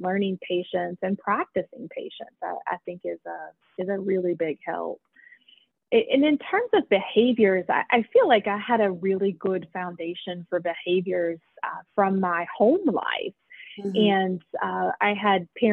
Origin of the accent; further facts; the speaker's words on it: Fayette County, West Virginia, United States; I have lived my entire life in West Virginia. I grew up in Fayette County.